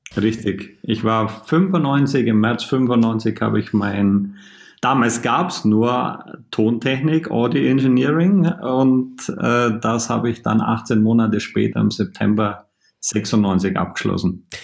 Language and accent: German; Bavaria, Germany; moved away as an adult; also born or lived in Cologne; Ich als Bayer